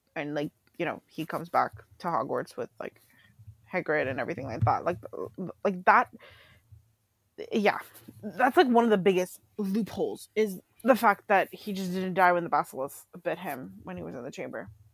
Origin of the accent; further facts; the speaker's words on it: Canada; I'm Canadian